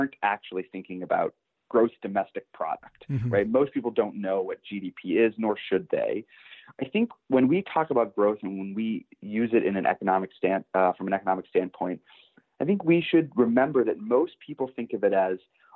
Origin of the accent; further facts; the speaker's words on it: Pittsburgh, Pennsylvania, United States; moved away as an adult; now in Washington, D.C., United States; I was born and raised in Pittsburgh, Pennsylvania